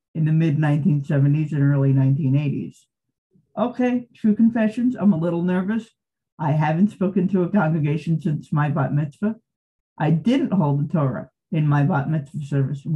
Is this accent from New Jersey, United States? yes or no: yes; Montclair, New Jersey, United States; now in California, United States; I grew up in Montclair, New Jersey from 1971 to 1986